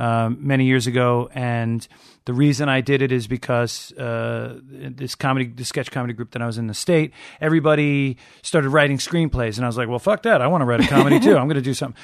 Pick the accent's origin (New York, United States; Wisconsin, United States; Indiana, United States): New York, United States; Long Island; growing up on Long Island